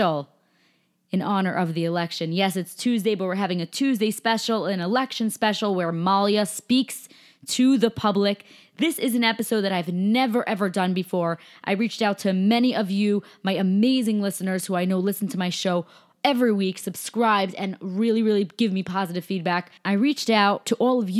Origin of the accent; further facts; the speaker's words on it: New York, United States; I'm from New York